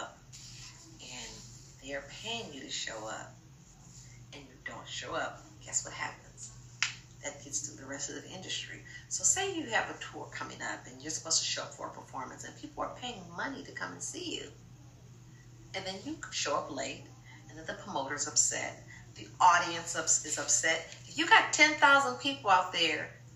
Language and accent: English; Los Angeles, California, United States; I went to Block High School, I'm from South Central.